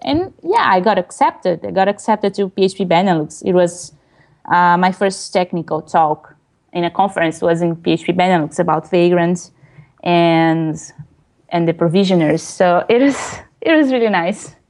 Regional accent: Brazil; English is a second language; moved away as an adult; I presented, used to present some talks in Brazil, in my hometown, uh, in Portuguese

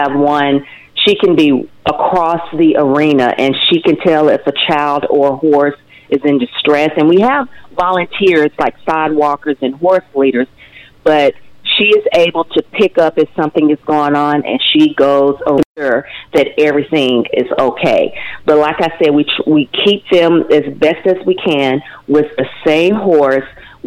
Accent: Nashville, Arkansas, United States; moved away as an adult; also born or lived in Fayetteville, Arkansas / Dallas, Texas; I am originally from Nashville, Arkansas, just right down the street.

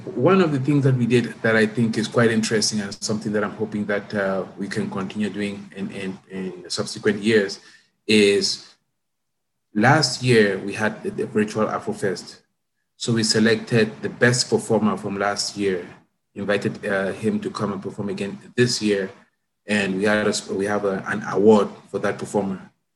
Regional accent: Cameroon; moved away as an adult; also born or lived in Canada; now in Toronto, Canada; I'm from Cameroon. That's my uh, background

